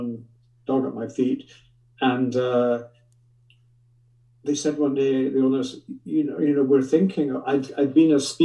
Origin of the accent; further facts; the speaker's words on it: Scotland, United Kingdom; moved away; I grew up in Scotland and I love Scotland